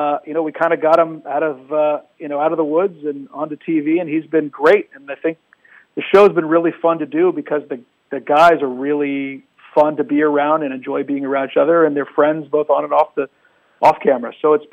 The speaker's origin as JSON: {"language": "English", "town": "Washington", "region": "District of Columbia", "country": "United States", "tie": "born or raised there", "said": "I grew up in Washington, DC"}